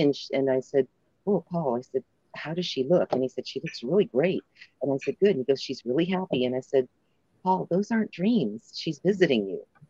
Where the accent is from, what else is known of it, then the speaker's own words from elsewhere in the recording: California, United States; my home state mm-hmm. in California